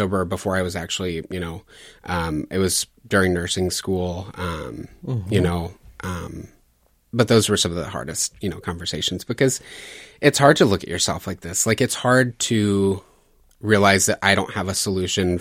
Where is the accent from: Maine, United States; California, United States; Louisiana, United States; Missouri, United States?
Louisiana, United States; I grew up deep south in Louisiana.